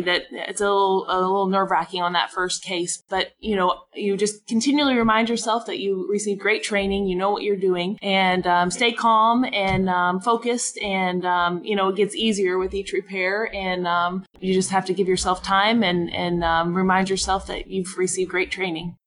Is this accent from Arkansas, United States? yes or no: yes; Arkansas, United States; now in Oklahoma, United States; I'm originally from Arkansas